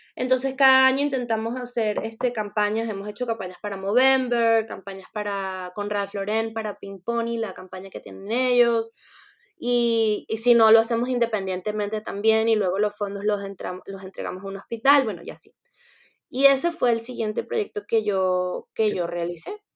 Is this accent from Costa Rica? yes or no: no; Venezuela; moved away; also born or lived in France